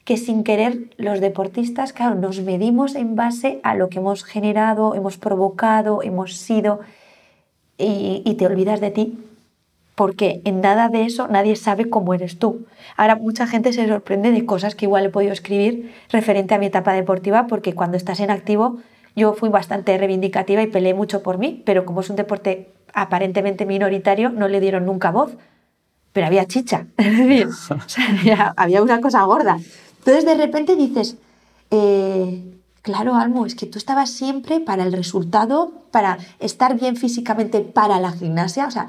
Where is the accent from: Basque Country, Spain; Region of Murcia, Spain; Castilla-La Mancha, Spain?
Basque Country, Spain; Vitoria; also born or lived in Barcelona / Madrid; ¿a, dónde pertenezco? O sea, soy de Vitoria, soy de Barcelona, soy de Madrid, ya no soy, no tengo esta, no era mi casa la que he construido